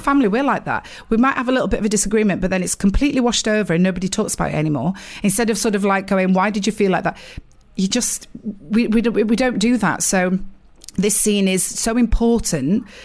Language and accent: English; Sheffield, Yorkshire and the Humber, United Kingdom; accent: northern; moved away as an adult; now in London, United Kingdom; I am from Sheffield